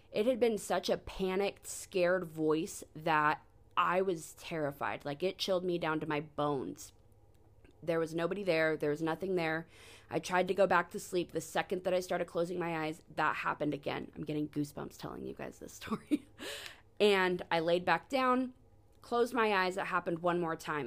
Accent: Sacramento, California, United States; I was born in Sacramento, California in ninety-four

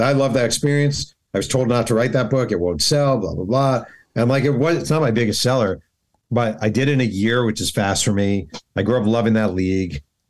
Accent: New York, United States; I'm from New York

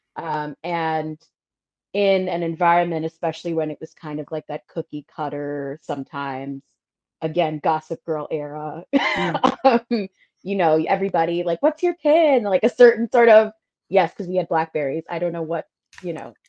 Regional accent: New York City, New York, United States; I was the girl from Brooklyn

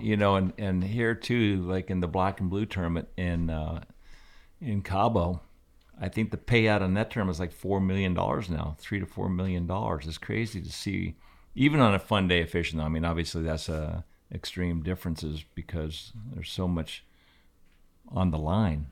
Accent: Aspen, Colorado, United States; my whole life growing up in Aspen was basically a skier

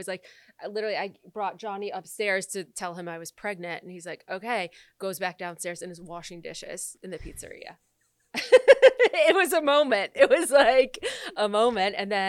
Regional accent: Michigan, United States; I'm from Michigan.

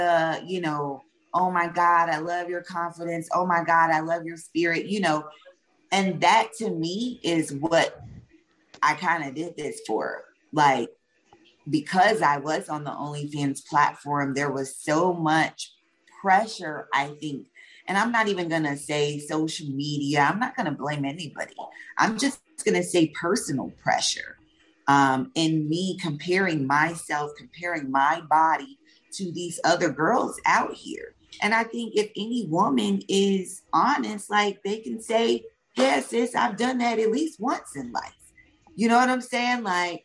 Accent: the South, United States; we are from the South

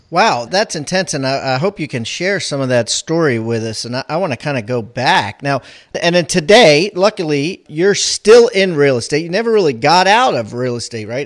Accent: Maryland, United States; I grew up in Maryland

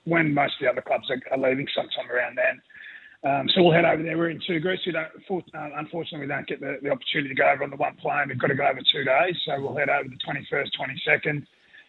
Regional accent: Rockhampton, Queensland, Australia; moved away; I grew up in Rocky

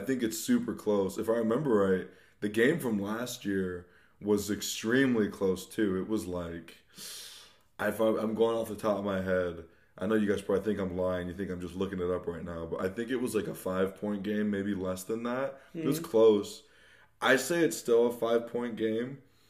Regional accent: Texas, United States; I'm from Texas

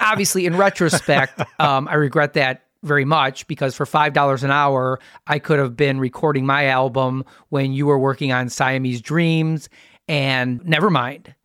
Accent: Wisconsin, United States; I'm from Wisconsin

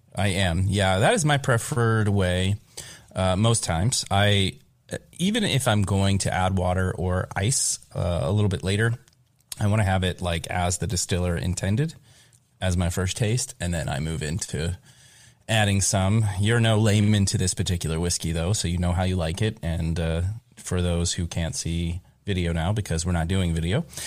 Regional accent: Kentucky, United States; moved away; I'm from Kentucky originally

